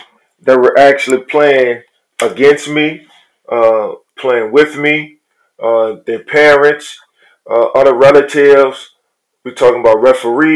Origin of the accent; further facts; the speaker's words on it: New Orleans, Louisiana, United States; I was born and raised in poverty in New Orleans, from the projects